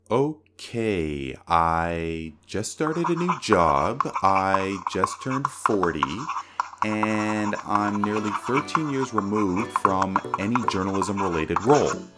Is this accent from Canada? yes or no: yes; Toronto, Ontario, Canada; I'm from Toronto